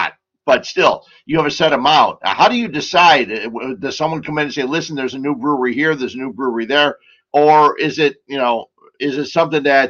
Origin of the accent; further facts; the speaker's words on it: Cicero, Illinois, United States; I grew up in Cicero